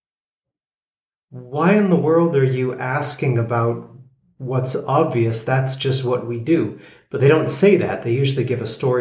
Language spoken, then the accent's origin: English; United States; being an American